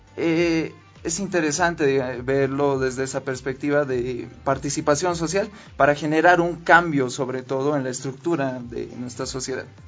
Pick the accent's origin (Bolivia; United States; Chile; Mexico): Bolivia; el entendimiento que nosotros tenemos como bolivianos